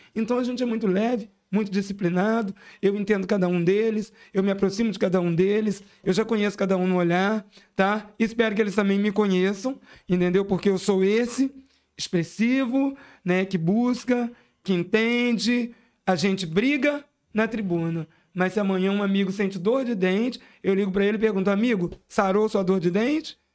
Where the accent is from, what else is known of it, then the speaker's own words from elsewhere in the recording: Brazil; enquanto SEABense, SEABense nato, né? Eu nasci no Havaí, me criei aqui, né? Desde, desde os 28 dias de nascimento, eu estou aqui na SEAB